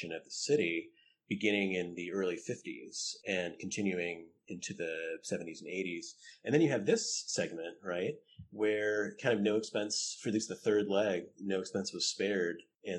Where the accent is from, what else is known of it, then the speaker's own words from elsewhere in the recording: Ann Arbor, Michigan, United States; I grew up in Ann Arbor, about 45 minutes away from where this happened